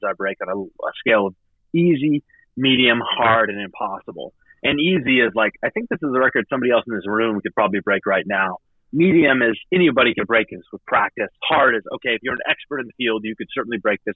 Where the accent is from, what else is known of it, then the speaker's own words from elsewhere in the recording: Idaho, United States; also born or lived in Massachusetts; I grew up in the Idaho public education system